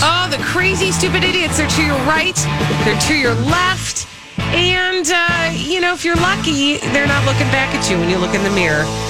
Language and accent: English; Minnesota, United States